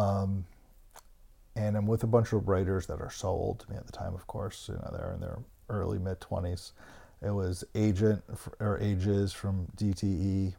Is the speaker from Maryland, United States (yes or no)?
yes; Bethesda, Maryland, United States; also born or lived in Canton, Ohio; I was born in Canton, Ohio. I moved after third grade to Bethesda, Maryland